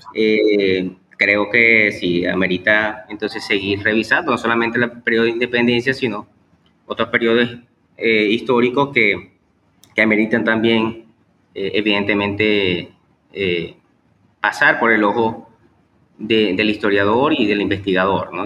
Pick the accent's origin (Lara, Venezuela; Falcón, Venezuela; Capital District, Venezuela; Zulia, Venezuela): Zulia, Venezuela; Maracaibo; nacó pues aquí en Maracaibo, Estado Zulia, Venezuela.